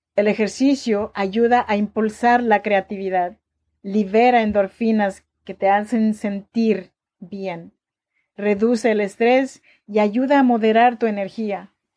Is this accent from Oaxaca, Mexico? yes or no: yes; Chinantla region, Oaxaca, Mexico; now in Sacramento, United States